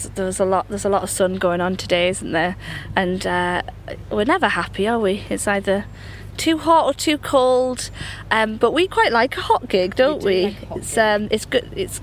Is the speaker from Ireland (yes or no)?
no; Northumberland, North East England, United Kingdom; We're from Northumberland, and there's a lot of folk songs from our area